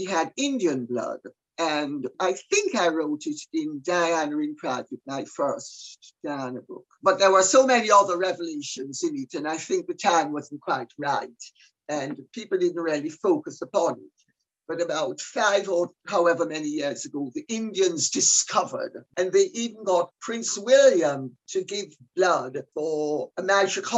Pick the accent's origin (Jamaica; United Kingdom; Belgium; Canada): Jamaica; I'm Jamaican. So I come from a world where you have every single color of the rainbow